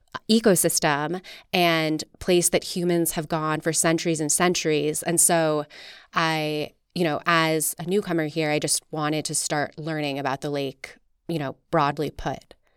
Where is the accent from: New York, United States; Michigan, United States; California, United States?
New York, United States; just outside New York City, United States; moved away as an adult; also born or lived in Bay Area / East Coast; now in Salt Lake City, United States; I grew up just outside New York City in the suburbs